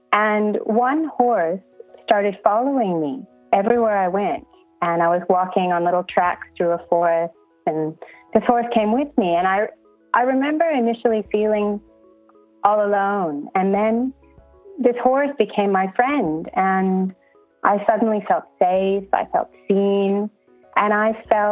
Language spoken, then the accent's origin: English; Los Angeles, California, United States; moved away as an adult; now in Brisbane, Australia; I'm originally from Los Angeles